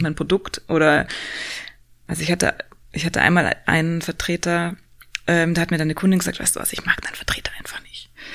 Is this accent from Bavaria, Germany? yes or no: yes; Upper Bavaria, Germany; moved away as an adult; now in Berlin, Germany; ich komme äh, aus Oberbayern